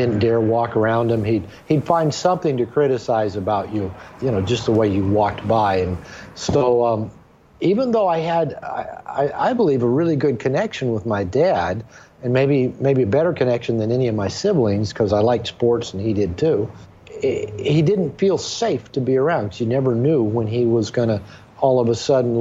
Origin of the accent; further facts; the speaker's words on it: Seattle, Washington, United States; moved away as an adult; now in Puerto Vallarta, Mexico; I'm a native of Seattle, Washington, and when I was growing up in the Seattle area